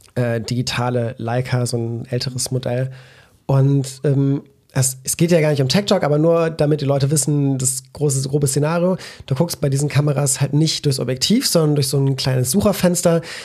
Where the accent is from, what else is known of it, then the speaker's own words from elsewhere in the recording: Belgium; now in Cologne, Germany; als Belgier